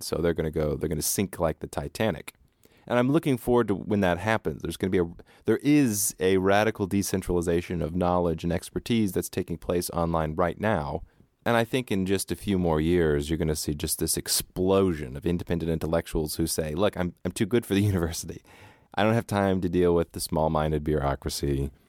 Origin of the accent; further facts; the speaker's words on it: United States; Growing up in America, if you come from any kind of more right-wing background